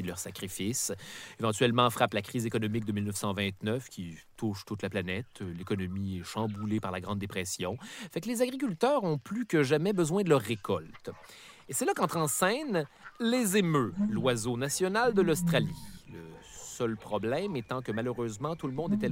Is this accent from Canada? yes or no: yes; Canada; je suis Canadien